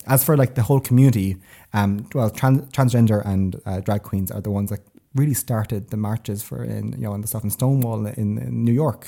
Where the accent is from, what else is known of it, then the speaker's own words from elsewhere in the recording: Tipperary, Munster, Ireland; moved away as an adult; now in Sweden; I'm from Tipperary originally